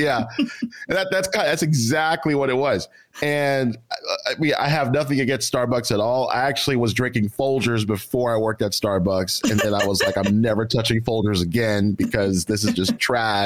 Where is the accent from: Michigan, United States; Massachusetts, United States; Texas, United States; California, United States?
Texas, United States; Houston; also born or lived in Nacogdoches, Texas; now in Austin, United States; Southside, Houston, Texas, where I'm from